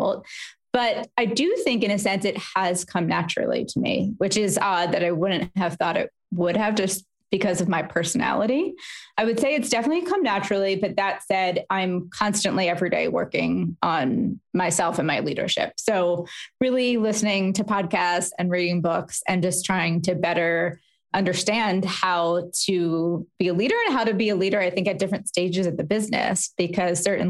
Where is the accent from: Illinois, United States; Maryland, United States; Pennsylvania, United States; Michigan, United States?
Pennsylvania, United States; Philadelphia; also born or lived in New York; I'm from Philadelphia